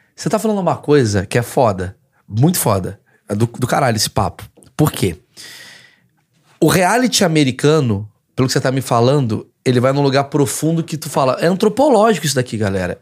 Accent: Brazil; sou do Brasil

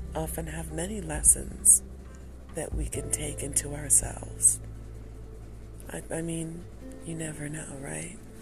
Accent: Detroit, Michigan, United States; I'm from Detroit.

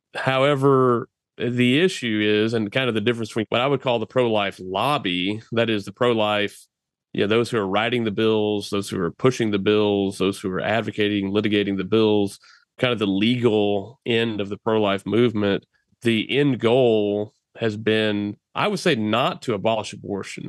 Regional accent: Texas, United States; to work right here in my home state

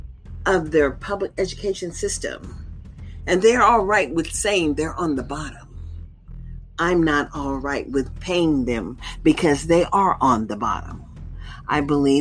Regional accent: United States; now in Nevada, United States; We, as American people

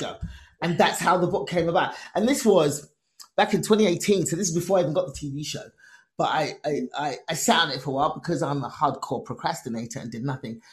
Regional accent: England, United Kingdom; Me born and raised in England, Nigerian immigrant parents

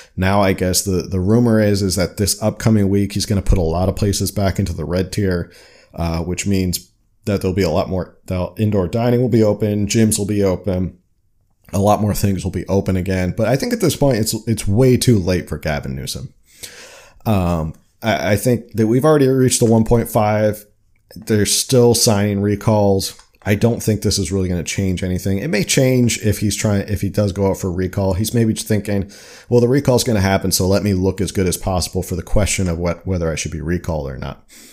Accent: New Jersey, United States; now in California, United States; I'm from New Jersey

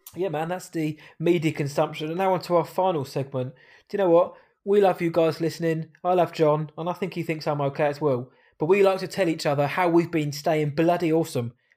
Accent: England, United Kingdom; I'm an English man

